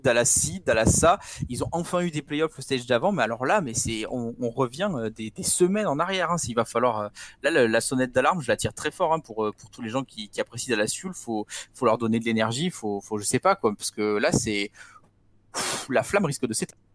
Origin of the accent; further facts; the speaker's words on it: France; je suis français